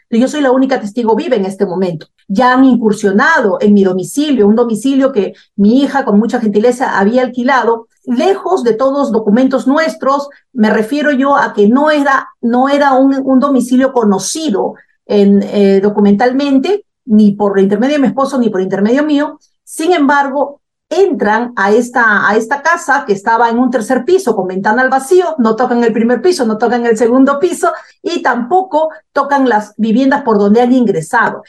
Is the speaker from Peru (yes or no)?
yes; Peru; En mi país